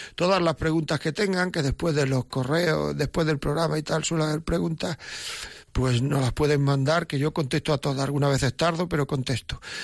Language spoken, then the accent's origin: Spanish; Granada, Andalusia, Spain; Yo soy de Granada